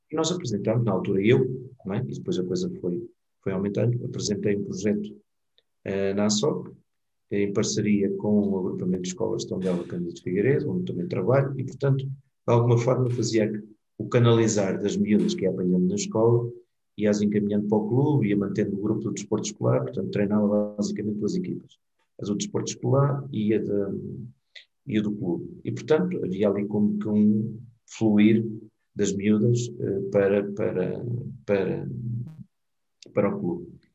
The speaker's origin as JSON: {"language": "Portuguese", "country": "Mozambique", "tie": "born there", "said": "Eu nasci em Moçambique, não sei se esta parte tu sabias"}